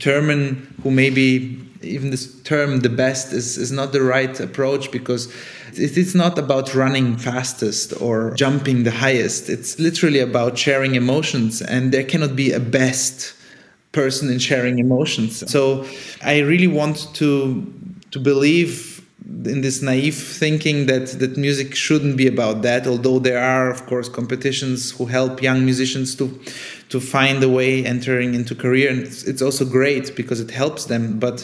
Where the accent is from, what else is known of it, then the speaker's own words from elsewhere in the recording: Germany; first language Italian; also born or lived in Sofia, Bulgaria / Italy; I was born in Sofia in Bulgaria. Then my family moved to Italy when I was 1 year old. So Italian was kind of my first actual conscious language, together with Bulgarian, of course. And then we moved to Germany when I was 6, on the French border.